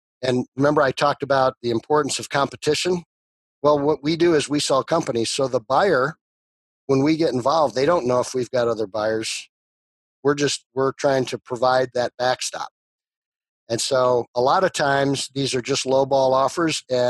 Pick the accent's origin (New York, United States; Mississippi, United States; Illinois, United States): Illinois, United States; Chicago; growing up in the Chicago area